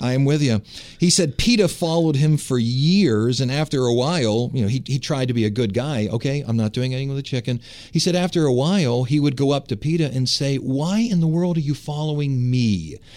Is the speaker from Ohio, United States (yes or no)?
yes; Cleveland, Ohio, United States; I'm from Cleveland